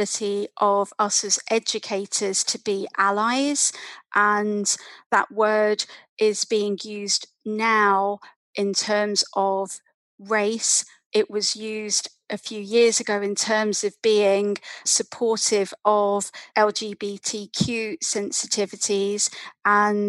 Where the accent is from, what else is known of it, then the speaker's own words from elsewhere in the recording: London, United Kingdom; As a little girl growing up in London